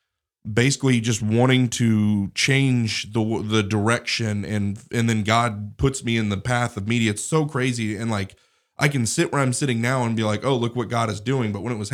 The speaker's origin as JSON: {"language": "English", "region": "Colorado", "country": "United States", "moved": "yes", "lives_now": "Alabama", "said": "You know, I feel like that about Alabama because I came from Colorado, but whatever."}